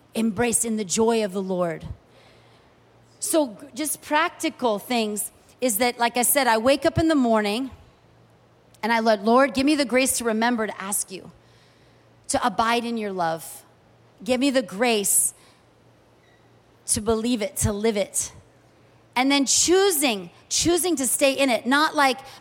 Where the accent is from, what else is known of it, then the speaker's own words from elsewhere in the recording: United States; moved away as an adult; also born or lived in Kuwait; as an American